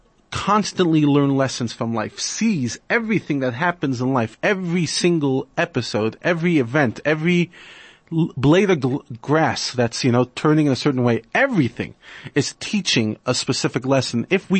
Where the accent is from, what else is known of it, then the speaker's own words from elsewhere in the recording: New York, United States; I grew up in New York, and like any Jewish society, you reach a stage where you're going to a lot of bar mitzvahs.